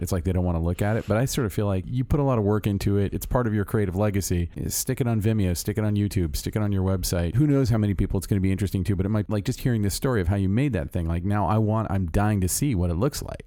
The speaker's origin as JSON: {"language": "English", "town": "Orlando", "region": "Florida", "country": "United States", "tie": "born or raised there", "moved": "as an adult", "said": "I'm from Orlando, Florida"}